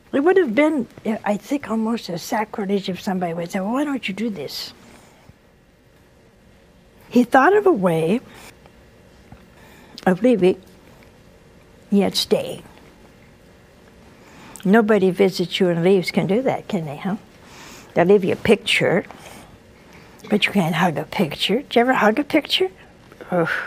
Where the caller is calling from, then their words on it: Virginia, United States; I'm from Virginia.